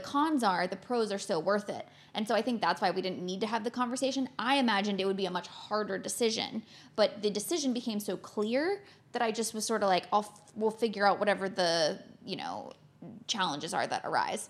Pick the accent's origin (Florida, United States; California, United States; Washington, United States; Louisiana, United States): Florida, United States; moved away; I grew up in Florida, in the States